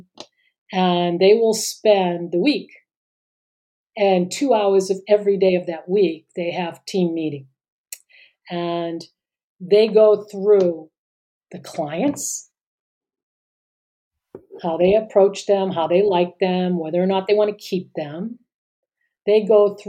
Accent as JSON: {"language": "English", "town": "Boston", "region": "Massachusetts", "country": "United States", "tie": "born or raised there", "moved": "yes", "lives_now": "San Diego, United States", "said": "I grew up in Boston."}